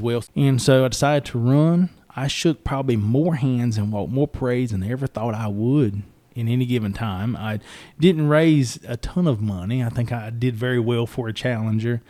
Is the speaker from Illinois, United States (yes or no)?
no; Robeson County, North Carolina, United States; I enjoyed growing up in Robeson County